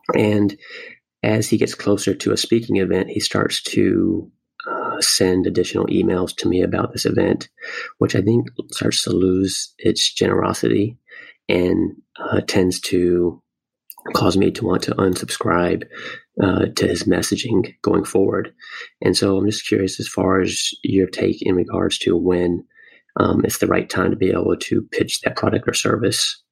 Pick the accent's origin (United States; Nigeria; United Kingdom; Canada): United States; New York City, New York; I do speak the Queen's English because I am from Queens, New York